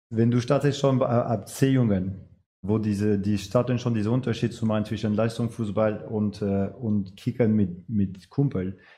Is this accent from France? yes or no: yes; France; German is a second language; now in Bremen, Germany; Und äh, seit ich in Bremen bin, frage ich mich auch, weil ich komme aus Frankreich.